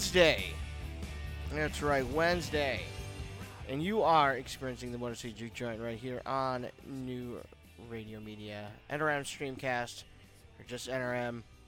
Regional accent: Detroit, Michigan, United States; I was born in Detroit, and uh, I've li- you know lived in Detroit. I, I live just outside of Detroit now

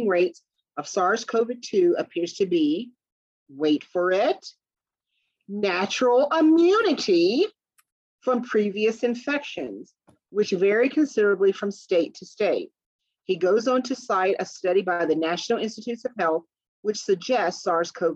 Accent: the South, United States; I'm from the South.

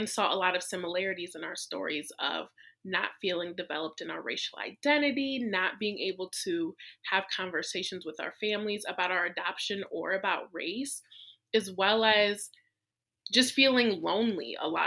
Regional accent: small town about an hour from Detroit, Michigan, United States; I was born in Detroit, Michigan, and my family lived about an hour away. So I grew up in a really small white conservative town.

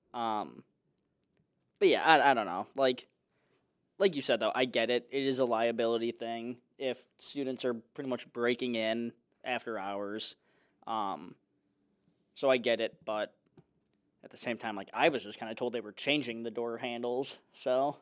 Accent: Chicago, Illinois, United States; moved away; I'm from Chicago

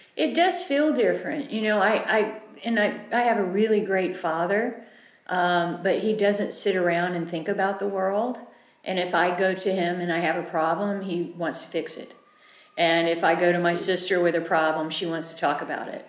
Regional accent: United States; I'm an American

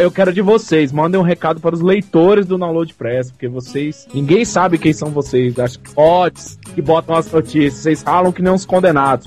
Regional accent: Brasília, Federal District, Brazil; eu sou de Brasília

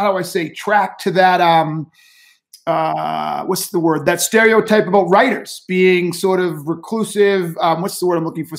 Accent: Boston, Massachusetts, United States; I grew up in Boston.

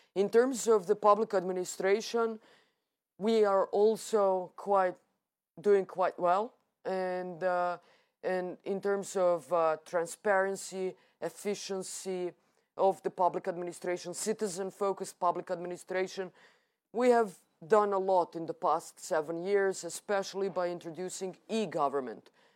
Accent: Serbia

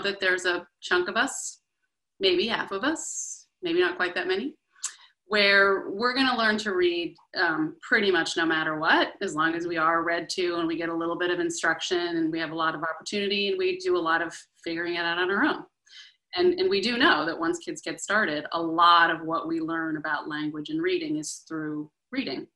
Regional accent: Boston, Massachusetts, United States; I grew up in the Boston area

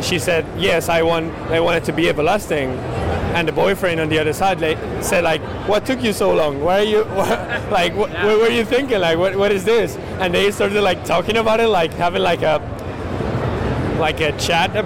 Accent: Madrid, Community of Madrid, Spain; I'm from Madrid, Spain

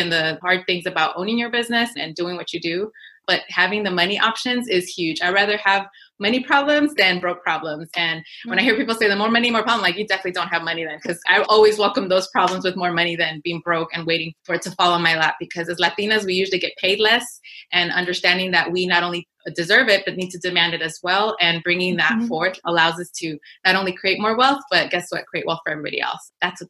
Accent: Inglewood, California, United States; first language Spanish; English is a second language; I came from Inglewood, California, where I grew up during the riots and everything. And I was surrounded by poverty all the time.

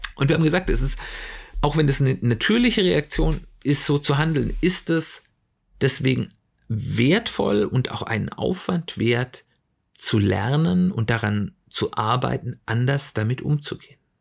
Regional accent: Germany; wir als Deutsche

